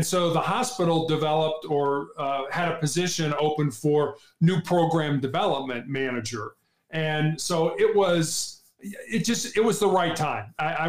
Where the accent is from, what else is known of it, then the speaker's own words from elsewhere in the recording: Midwest, United States; now in Cincinnati, United States; we're from the Midwest. And so we didn't really have any help out in California. So we moved back to the Midwest to Cincinnati.